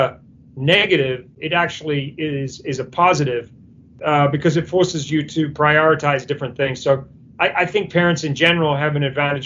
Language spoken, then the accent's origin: English; New Zealand; moved away; I'm originally from New Zealand.